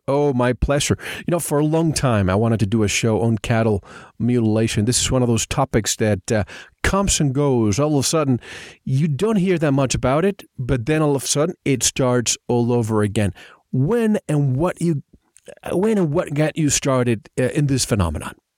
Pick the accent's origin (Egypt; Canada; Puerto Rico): Puerto Rico; I grew up in Puerto Rico